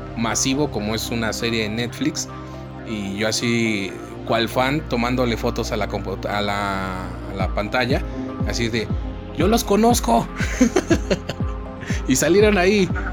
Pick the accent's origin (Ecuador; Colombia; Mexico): Mexico